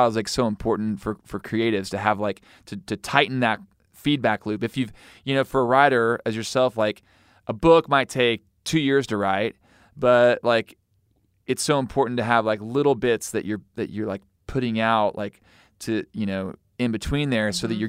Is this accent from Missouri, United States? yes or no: yes; Missouri, United States; I'm from Missouri, so I can say that.